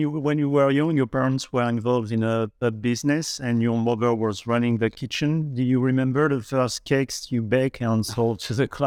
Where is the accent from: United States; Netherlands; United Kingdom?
United Kingdom; Coventry, West Midlands; I was born in Coventry and raised, yeah.